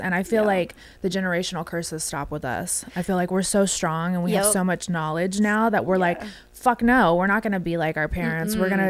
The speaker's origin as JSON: {"language": "English", "region": "West Coast", "country": "United States", "said": "I'm from the West Coast"}